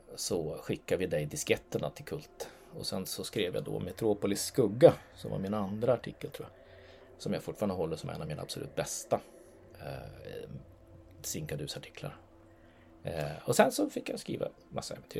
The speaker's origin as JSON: {"language": "Swedish", "country": "Norway", "moved": "yes", "lives_now": "Sweden", "said": "jag är norrman för jag bor i Sverige"}